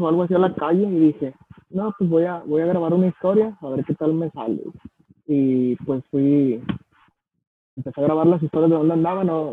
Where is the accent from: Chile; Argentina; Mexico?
Mexico; Soy, más mexicano que los frijoles